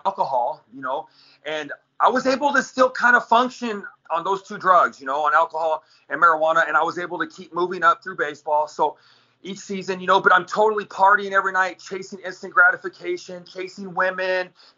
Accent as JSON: {"language": "English", "town": "Victorville", "region": "California", "country": "United States", "tie": "born or raised there", "said": "I grew up in Victorville, California, out in the high desert in Southern California"}